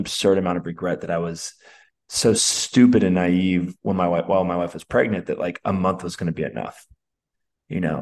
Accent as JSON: {"language": "English", "town": "Alameda", "region": "California", "country": "United States", "said": "I'm from the East Bay. I'm from Oakland, California. I'm actually from Alameda, California"}